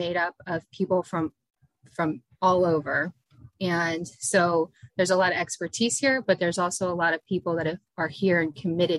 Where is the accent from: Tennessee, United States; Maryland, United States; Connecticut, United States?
Maryland, United States; now in Sarasota County, Florida, United States; Myself, I'm originally from Maryland. And I followed my family down to Sarasota County. I'm fourth generation to move here.